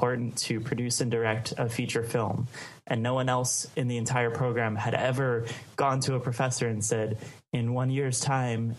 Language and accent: English; Baltimore, Maryland, United States; I grew up in Baltimore, Maryland